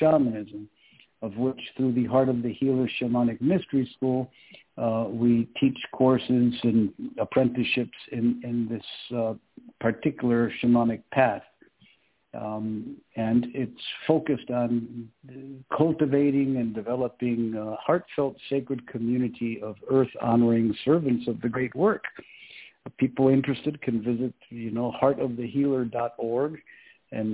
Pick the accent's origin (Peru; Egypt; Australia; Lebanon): Peru; I was born and raised in Peru